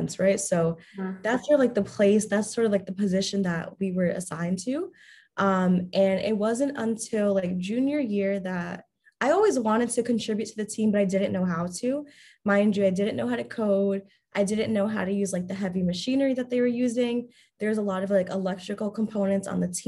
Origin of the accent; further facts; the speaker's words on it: New York, United States; I'm from New York.